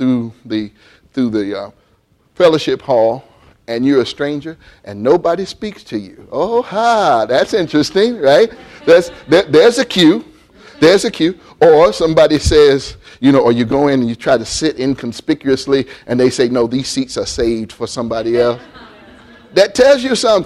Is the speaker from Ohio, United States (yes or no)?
yes; Columbus, Ohio, United States; I grew up in Columbus, Ohio, when it was still very much farming land.